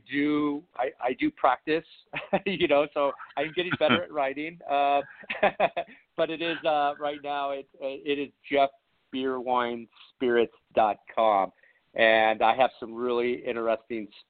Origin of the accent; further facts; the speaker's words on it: San Dimas, California, United States; now in San Diego, United States; I was born and raised in, you know, in California